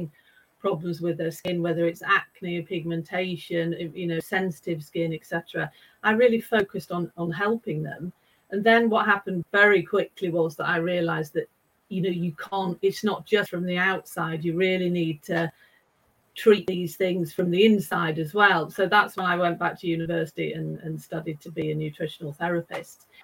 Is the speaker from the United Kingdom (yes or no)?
yes; United Kingdom; now in Stockholm, Sweden; I am actually British